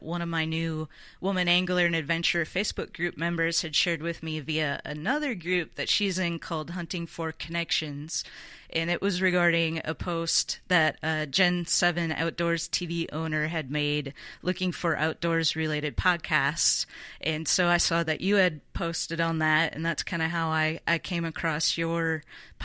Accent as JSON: {"language": "English", "region": "Minnesota", "country": "United States", "tie": "born or raised there", "said": "I grew up in Minnesota, and it was a family of hunters and fishermen"}